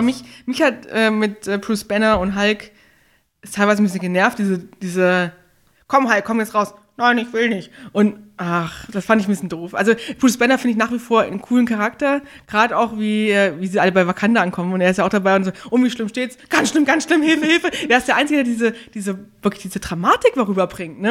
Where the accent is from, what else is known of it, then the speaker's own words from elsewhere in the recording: Northern Hesse, Germany; ich komme aus Nordhessen, da sagt man immer 100%.